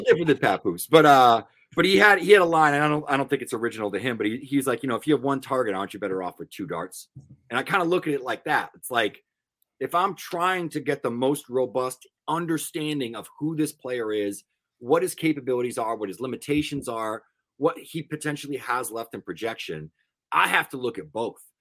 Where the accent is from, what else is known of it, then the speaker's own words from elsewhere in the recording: Northeast, United States; I'm from the Northeast